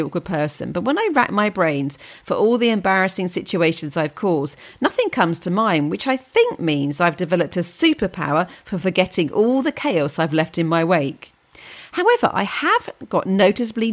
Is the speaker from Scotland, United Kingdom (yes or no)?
no; Wakefield, Yorkshire and the Humber, United Kingdom; I was from Wakefield